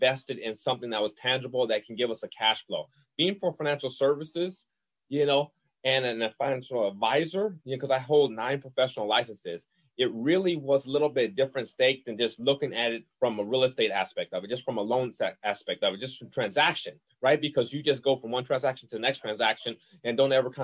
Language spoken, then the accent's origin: English; New Orleans, Louisiana, United States; I'm from New Orleans, Louisiana. I'm a Southern boy